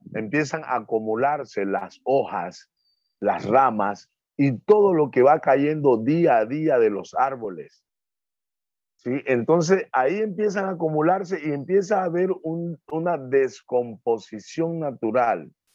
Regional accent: Muisne, Esmeraldas, Ecuador; yo vengo de un barrio, yo vengo de un barrio que se llama, le dicen la punta, porque sobresale hacia el centro de la isla

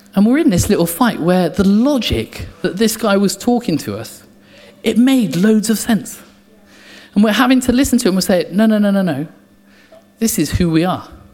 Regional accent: England, United Kingdom; I'm English

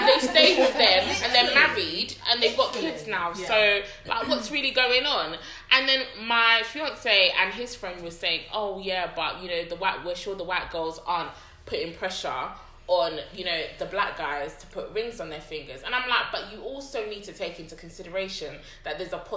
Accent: Nigeria; us as Nigerian young women

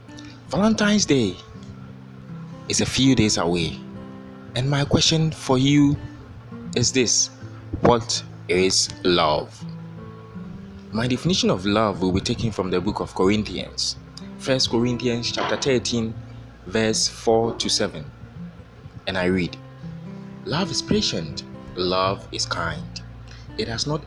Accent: Ghana; I am from Ghana, West Africa.

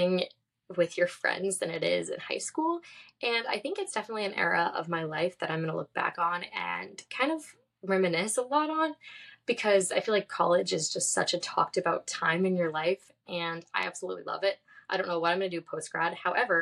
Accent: San Diego, California, United States; moved away as an adult; also born or lived in Florida; I grew up in San Diego, California

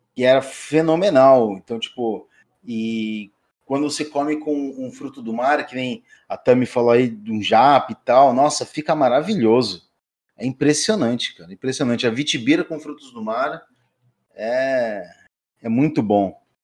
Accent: Brazil; Como um bom caiçara

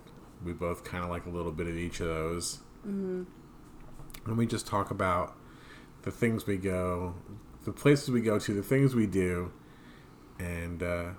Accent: New Jersey, United States; We're from South Jersey

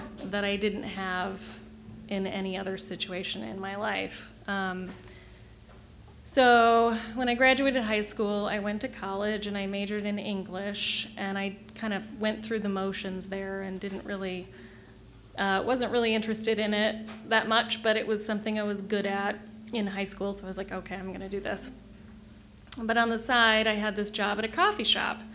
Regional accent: Kansas City, Missouri, United States; moved away as an adult; also born or lived in Chicago / northern Michigan; now in Michigan, United States; I grew up in Kansas City, Missouri, not Michigan.

